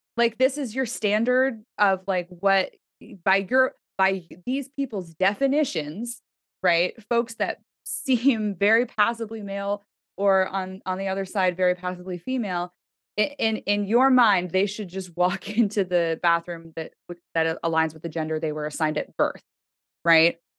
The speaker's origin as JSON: {"language": "English", "town": "Toronto", "region": "Ontario", "country": "Canada", "tie": "born or raised there", "said": "I grew up in Toronto"}